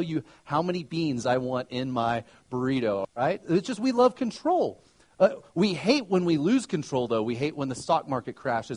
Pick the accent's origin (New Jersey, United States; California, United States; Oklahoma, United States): Oklahoma, United States; now in Colorado, United States; I grew up in Oklahoma